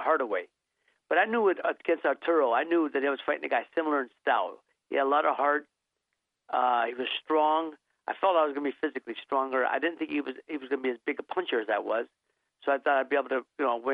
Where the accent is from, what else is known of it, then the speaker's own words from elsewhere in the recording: Youngstown, Ohio, United States; moved away as an adult; also born or lived in Santa Monica, California; my hometown of city of Youngstown, Ohio